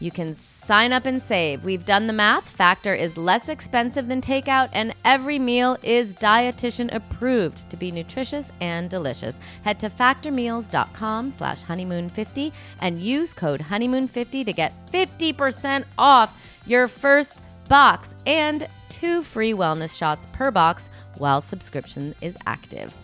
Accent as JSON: {"language": "English", "town": "Rockford", "region": "Illinois", "country": "United States", "tie": "born or raised there", "said": "I grew up in Rockford"}